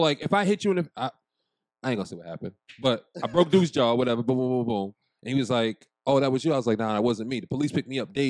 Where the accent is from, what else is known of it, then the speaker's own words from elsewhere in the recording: Boston, Massachusetts, United States; I'm from Boston